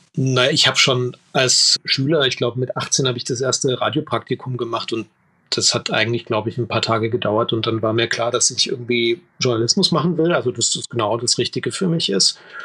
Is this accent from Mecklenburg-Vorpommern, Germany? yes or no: no; Leipzig, Saxony, Germany; ich komme eigentlich aus Leipzig.